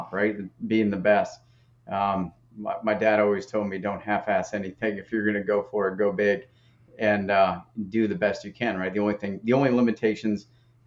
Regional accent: Maine, United States; I grew up in Maine

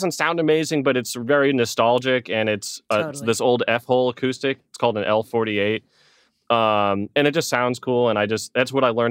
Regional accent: Melville, New York, United States; born there; now in Arizona, United States; I was born in Long Island. Melville is the town that, like, my house was in.

